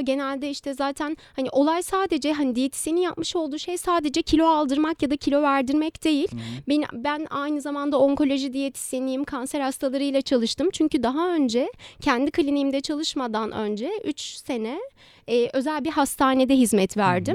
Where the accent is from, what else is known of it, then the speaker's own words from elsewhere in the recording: Istanbul, Turkey; 1991 yılında İstanbul'da doğdum.